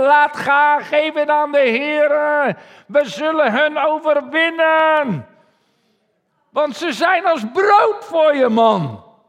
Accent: Netherlands; als Nederlanders

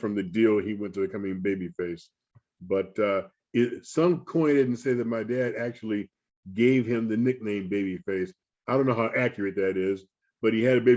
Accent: Flossmoor, Illinois, United States; where I lived and where I grew up in Flossmoor

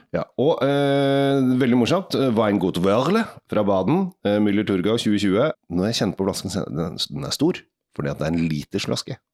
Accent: Norway; vi som nordmenn

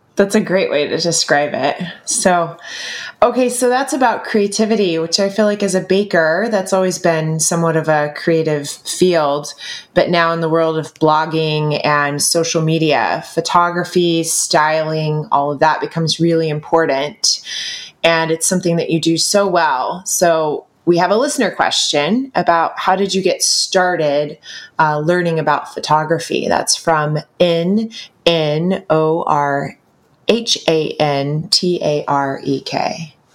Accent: the South, United States; growing up in the South in America

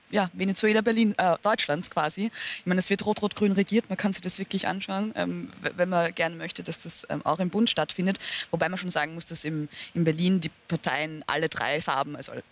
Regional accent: Austria; da gibt es wirklich Dinge, die kann man sich als Österreicher kaum vorstellen.

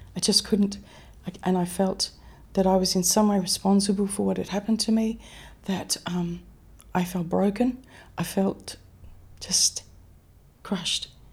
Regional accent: Mount Isa, Queensland, Australia; I grew up in Mount Isa. I was actually born out in Mount Isa

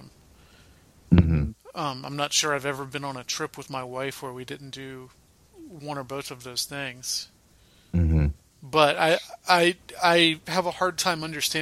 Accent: Atlanta, Georgia, United States; now in Minneapolis, United States; I grew up in Atlanta

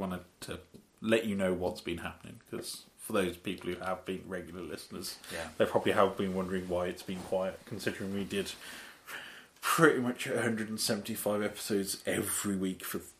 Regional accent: Birmingham, West Midlands, United Kingdom; we're geeks from Birmingham.

